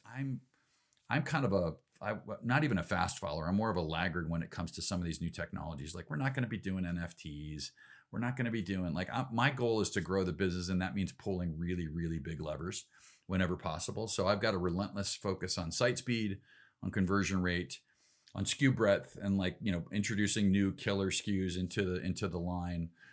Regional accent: Elgin, Illinois, United States; now in Salt Lake City, United States; I grew up in Elgin, a big suburb out in the uh, kind of the last ditch of civilization between Chicago and Des Moines

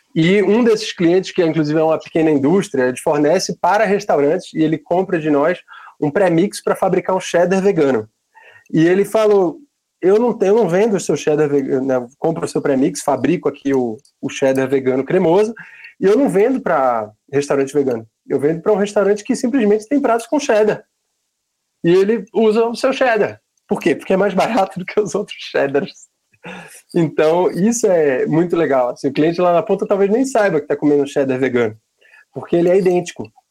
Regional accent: Recife, Pernambuco, Brazil; now in São Paulo, Brazil; eu sou de Pernambuco

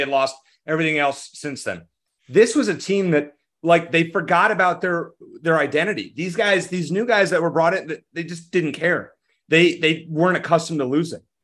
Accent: Arizona, United States; I'm from Arizona

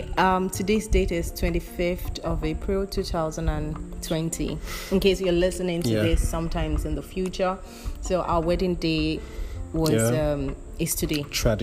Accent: Nigeria; now in Germany; We are a Nigerian couple. I live currently in Germany

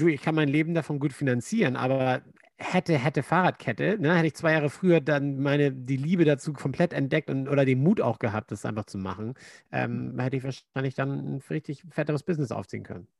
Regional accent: Germany; moved away; Als Deutscher

